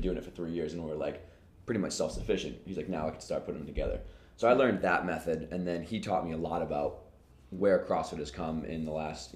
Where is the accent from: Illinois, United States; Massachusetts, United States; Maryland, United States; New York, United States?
Massachusetts, United States; Boston; I'm from Boston